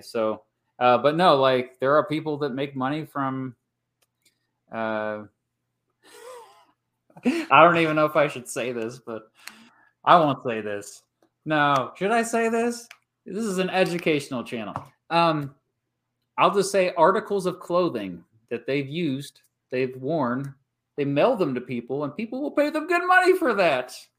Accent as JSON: {"language": "English", "region": "Kansas", "country": "United States", "said": "I'm from Kansas"}